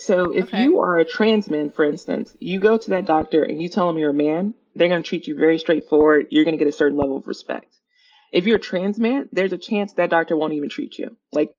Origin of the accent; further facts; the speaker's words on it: the South, United States; so I grew up in the South, and then I kind of started my, you know, went to college and started my career in the Midwest, and now I'm on the West Coast.